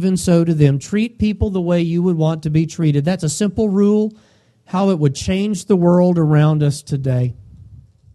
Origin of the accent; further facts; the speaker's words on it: United States; us as Americans